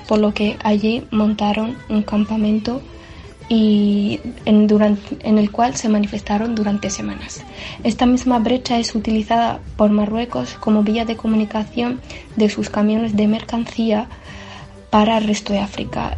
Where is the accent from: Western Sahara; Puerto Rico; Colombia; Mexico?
Western Sahara; now in Málaga, Spain; estudiante saharaui de la Universidad de Málaga